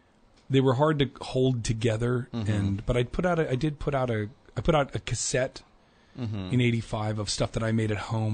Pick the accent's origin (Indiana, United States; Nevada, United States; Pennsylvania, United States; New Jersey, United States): New Jersey, United States; Princeton; I was born in Princeton